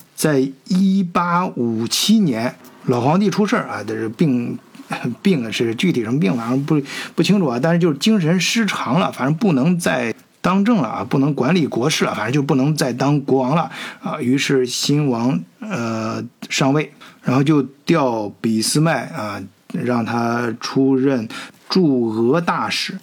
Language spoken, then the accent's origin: Chinese; China; 咱们都是中国人啊